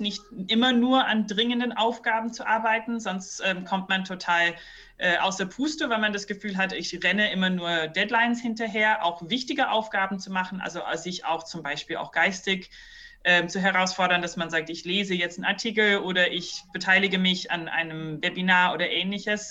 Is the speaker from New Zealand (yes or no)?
yes; New Zealand; also born or lived in Brazil / Heidelberg, Germany; now in Germany; ich bin selber nicht äh, aus Deutschland, ich bin in Neuseeland aufgewachsen